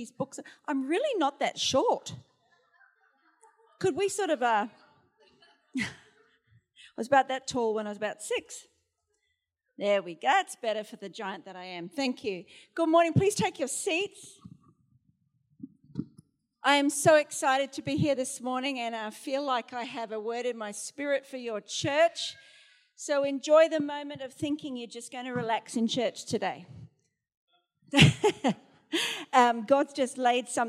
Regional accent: Australia; moved away as an adult; also born or lived in Sheffield, England

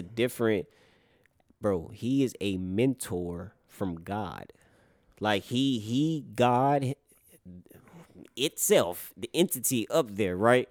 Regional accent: North Carolina, United States; I grew up in North Carolina

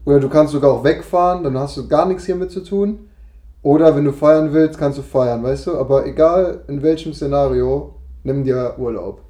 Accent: Cologne, North Rhine-Westphalia, Germany; Ich als Kölner

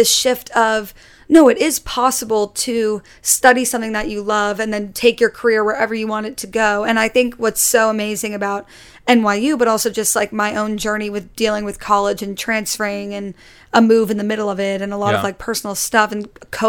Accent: Connecticut, United States; also born or lived in Jacksonville, Florida / New York City; now in New York, United States; Yeah, and I grew up like outside of New York City, so I grew up in Connecticut, and I would always like go into the city

